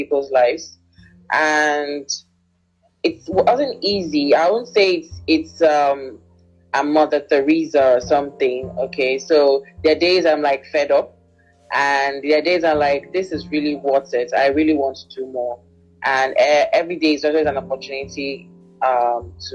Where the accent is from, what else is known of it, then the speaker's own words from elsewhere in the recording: Nigeria; what I love about being Nigerian